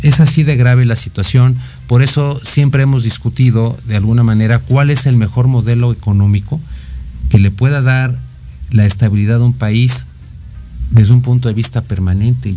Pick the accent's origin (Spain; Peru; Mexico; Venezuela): Mexico; nuestro país ha pasado por muchas etapas históricas que nos han dado identidad como mexicanos